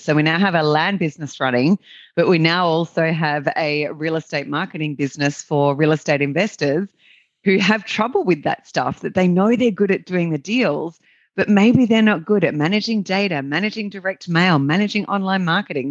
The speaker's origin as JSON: {"language": "English", "country": "Australia", "accent": "Australian", "said": "as your listeners can, can probably tell by my accent, I'm an Australian"}